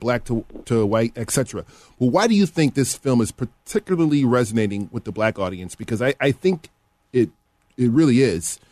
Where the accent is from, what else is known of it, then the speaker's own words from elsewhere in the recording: University Park, Illinois, United States; I grew up in Will County, uh, Mr. Elder. Will County is a southern uh, area in the northern part of Illinois